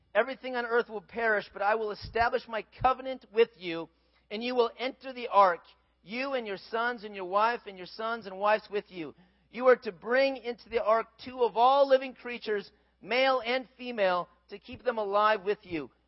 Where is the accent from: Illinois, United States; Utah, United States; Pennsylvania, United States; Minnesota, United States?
Minnesota, United States; grew up in Minnesota